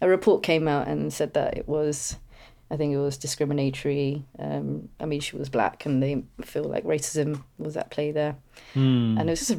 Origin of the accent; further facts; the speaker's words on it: India; often I got mistaken for like being European, Greek, Italian, odd things before. And I'm like, no, I'm Indian.